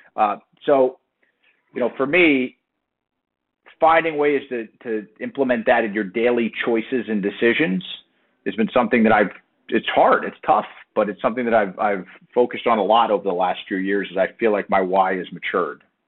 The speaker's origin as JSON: {"language": "English", "region": "South Florida", "country": "United States", "tie": "born or raised there", "also_born_or_lived": "Miami / New Jersey", "moved": "as an adult", "said": "I grew up in South Florida"}